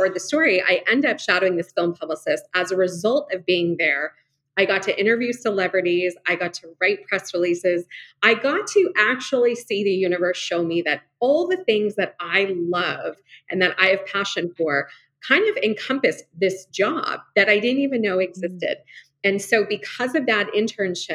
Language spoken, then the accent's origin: English; Los Angeles, California, United States; now in Arizona, United States; I grew up in Los Angeles